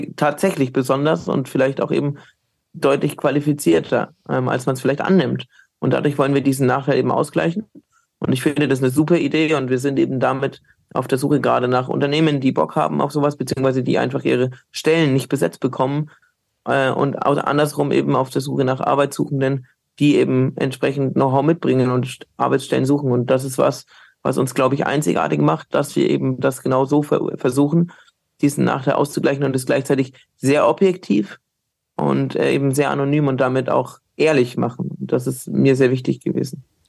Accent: Bamberg, Bavaria, Germany; now in Cologne, Germany; ich bin hunderte Kilometer weit weg aus Köln oder auch von meiner Heimat Bamberg

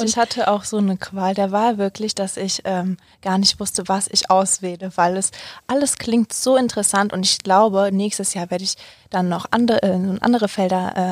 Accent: Cologne, North Rhine-Westphalia, Germany; Also zum Beispiel, ich komme ja ähm, ursprünglich aus Köln

